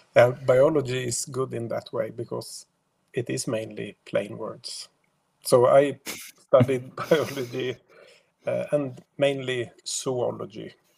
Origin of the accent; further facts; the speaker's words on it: Sweden; I am only from Sweden